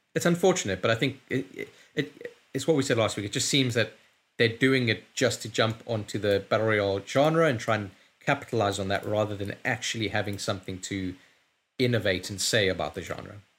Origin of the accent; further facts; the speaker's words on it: London, United Kingdom; I'm from London